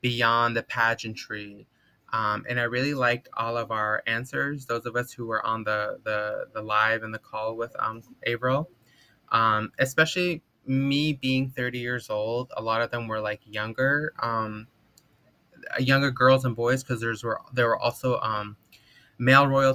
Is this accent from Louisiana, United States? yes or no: no; Kayenta, Arizona, United States; now in Los Angeles, United States; I am originally from Kayenta, Arizona, from the Navajo Nation, but I currently live on unceded occupied Tongva territory here in West Los Angeles